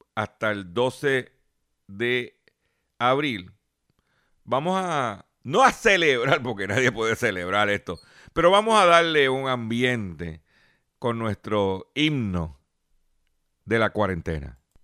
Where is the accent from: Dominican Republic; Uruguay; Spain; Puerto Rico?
Puerto Rico; Lares; los municipios de mi pueblo de Lare